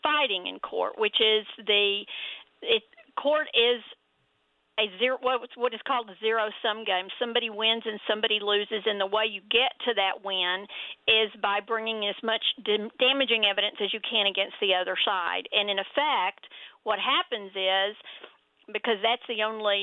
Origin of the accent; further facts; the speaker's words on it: Denton, Texas, United States; accent: Texas; you can tell from my Texas accent, I grew up here in Denton in Texas